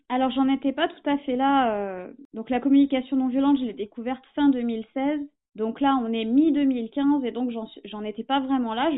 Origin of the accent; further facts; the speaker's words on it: Essonne, Île-de-France, France; moved away as an adult; also born or lived in Amiens / Toulouse / Hérault; j'étais pas originaire d'Amiens, je suis de l'Essonne, le sud de la région parisienne